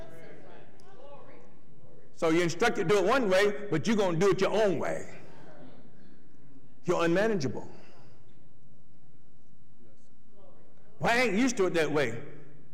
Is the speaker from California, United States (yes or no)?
no; Athens, Tennessee, United States; the town I grew up in, Athens